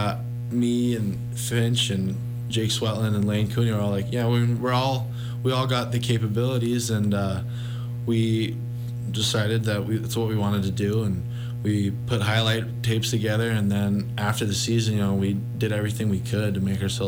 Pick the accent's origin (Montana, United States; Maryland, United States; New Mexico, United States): Montana, United States; Missoula; growing up in Missoula, that's all I've ever known.